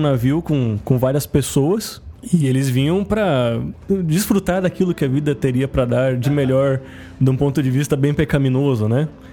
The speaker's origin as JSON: {"language": "Portuguese", "town": "Santos", "region": "São Paulo", "country": "Brazil", "said": "eu venho da cidade que é a origem da tatuagem no Brasil, eu sou de Santos"}